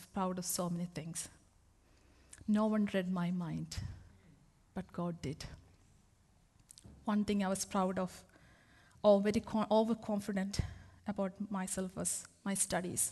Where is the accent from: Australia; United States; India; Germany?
India; moved away as an adult; also born or lived in Middlesbrough, England; now in England; I come all the way from India to England